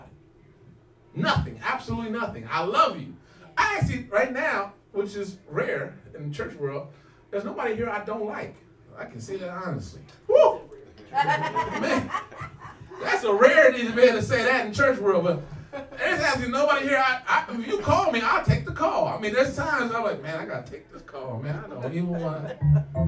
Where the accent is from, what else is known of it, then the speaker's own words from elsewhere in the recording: Santa Monica, California, United States; I grew up in Santa Monica near the beach